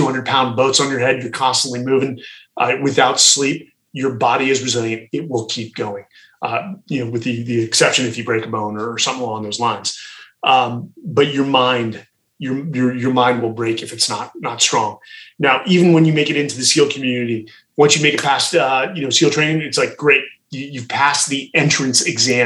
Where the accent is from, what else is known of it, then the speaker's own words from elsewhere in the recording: Atherton, California, United States; We grew up in Atherton, California, which is one of the most affluent towns in America.